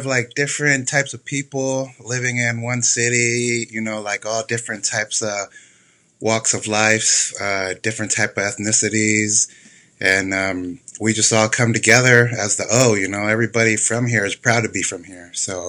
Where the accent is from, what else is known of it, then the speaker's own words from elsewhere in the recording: Oceanside, California, United States; I'm from Oceanside, California. My family is from here. We moved around a lot and I always came back to the O.